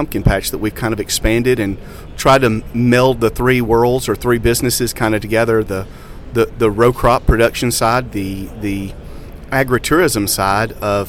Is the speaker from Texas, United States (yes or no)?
no; Jackson, Tennessee, United States; I'm a seventh-generation farmer in Jackson, Tennessee, and I grew up in the Angus business.